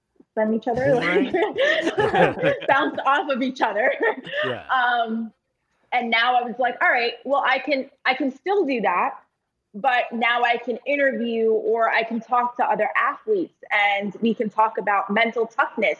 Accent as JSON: {"language": "English", "region": "New York", "country": "United States", "said": "Being a New Yorker"}